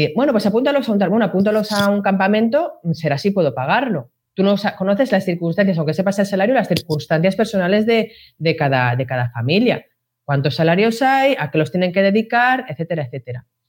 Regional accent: Madrid, Community of Madrid, Spain; yo soy del barrio de la Prosperidad de Madrid

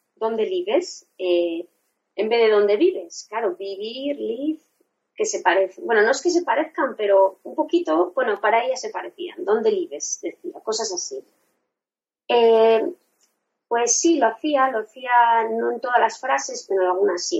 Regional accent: Spain; first language Spanish; mi idioma materno es el español, sabe que soy española

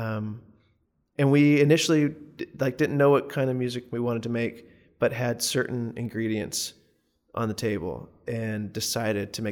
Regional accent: the South, United States; as a Southerner, often I think that, especially as a white male Southerner, there are times of like this identity crisis

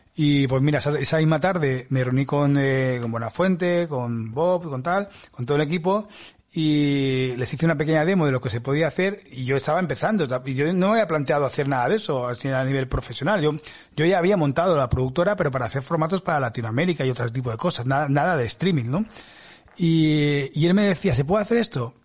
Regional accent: Spain; soy de España

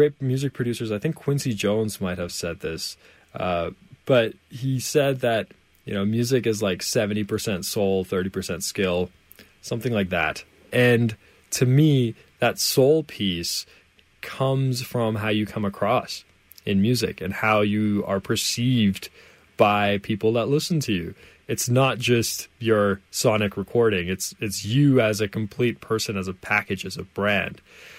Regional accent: Canada; I'm from Canada, of course. And so for me, Canada is home.

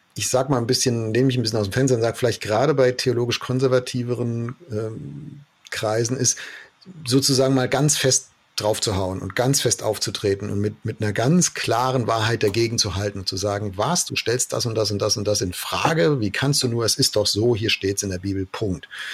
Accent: Germany; wir lieben ja als Deutsche

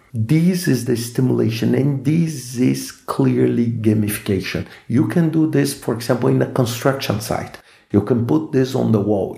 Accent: Brazil; first language Portuguese; English is a second language; I'm Brazilian, so I speak Portuguese as my mother tongue

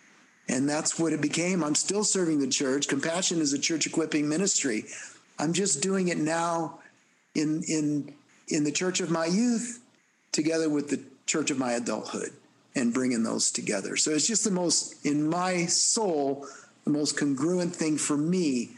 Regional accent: El Salvador; born there; I mean, you all know I'm Hispanic, and that … I was born in El Salvador

